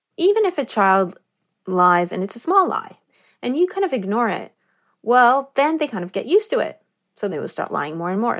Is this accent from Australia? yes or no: no; Negev desert, Southern District, Israel; I grew up in the Negev desert in Israel.